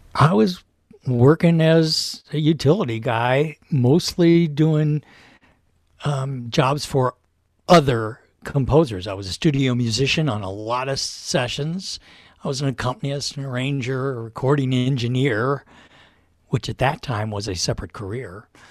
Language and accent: English; Louisville, Kentucky, United States; moved away; my hometown, Louisville, Kentucky